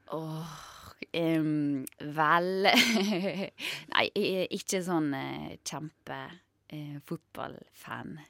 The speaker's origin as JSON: {"language": "Norwegian", "area": "Sunnmøre", "region": "Møre og Romsdal", "country": "Norway", "tie": "born or raised there", "said": "den ble jo spilt inn på hjemstedet mitt også"}